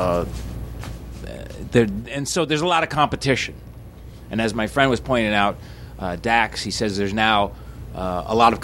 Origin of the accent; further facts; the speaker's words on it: Portland, Oregon, United States; where are you from? And I said, Portland, Oregon